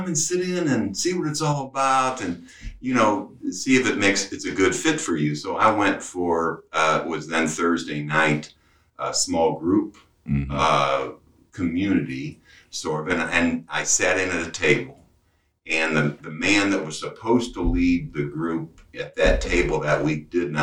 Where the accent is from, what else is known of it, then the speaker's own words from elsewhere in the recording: University City, Missouri, United States; I grew up in University City